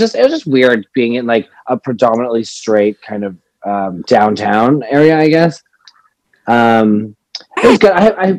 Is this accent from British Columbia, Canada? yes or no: no; Ottawa, Ontario, Canada; moved away as an adult; now in Toronto, Canada; I was born and raised in Ottawa.